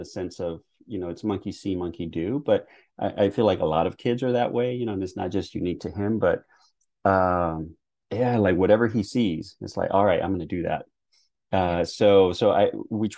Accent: Texas, United States; growing up watching basketball in the early 80s in Texas

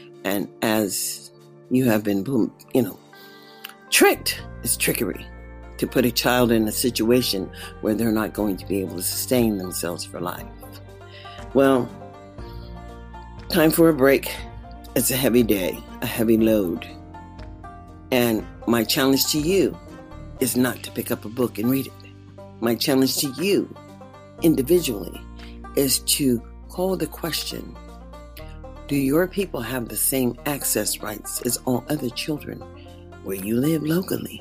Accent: United States; I am an American

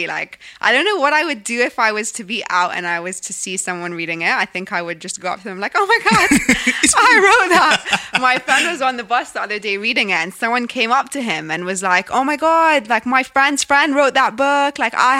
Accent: Egypt; now in London, United Kingdom; I didn't think this is because I'm from Egypt and this is because I live in London.

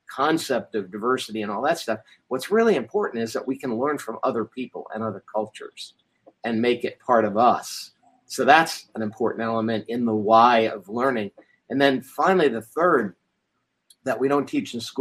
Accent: United States; I was the Yank. I was the guy that was the outsider and different and had funny accents, and I was stereotyped for being American

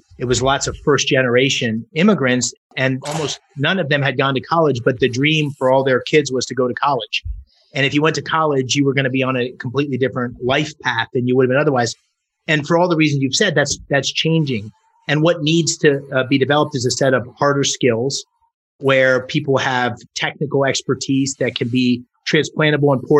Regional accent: Bloomsburg, Pennsylvania, United States; moved away as an adult; I'm from Bloomsburg, which is about 30 miles from Scranton and Wilkes-Barre. Scranton and Wilkes-Barre was where we used to go to buy school clothes

